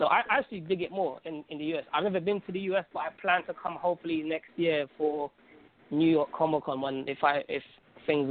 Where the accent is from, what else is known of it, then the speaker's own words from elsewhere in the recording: London, United Kingdom; also born or lived in Algeria; from the UK, London.